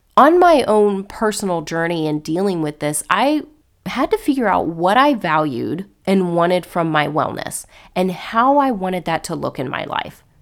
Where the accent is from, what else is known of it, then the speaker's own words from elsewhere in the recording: Cocoa Beach, Florida, United States; also born or lived in North Carolina / Savannah, Georgia; I was born and raised in Florida, in the Cocoa Beach area